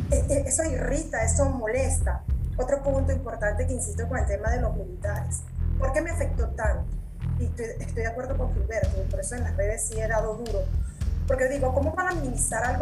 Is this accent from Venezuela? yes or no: yes; Venezuela; moved away as an adult; now in Mexico; yo soy extranjera porque soy nacida en Venezuela y tengo apenas seis años aquí